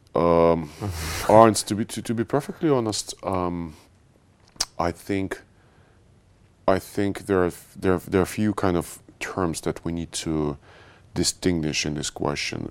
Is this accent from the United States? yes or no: no; Moscow, Russia; moved away as an adult; also born or lived in Paris; now in London, United Kingdom; I was born in Russia. I spent, um, quite a big part of my life, uh, living in Moscow.